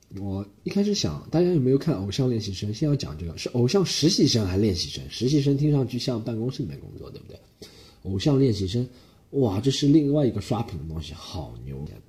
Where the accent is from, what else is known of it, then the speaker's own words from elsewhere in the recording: Shanghai, China; accent: Shanghainese; moved away as an adult; now in Australia; 我就说上海话